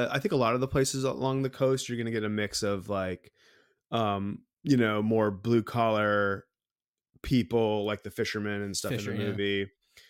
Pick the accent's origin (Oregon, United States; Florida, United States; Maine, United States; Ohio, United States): Maine, United States; Sanford; I grew up in Sanford